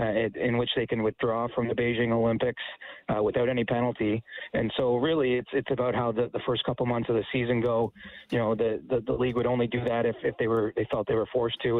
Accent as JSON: {"language": "English", "area": "an hour outside Toronto", "region": "Ontario", "country": "Canada", "tie": "born or raised there", "said": "I grew up an hour outside Toronto"}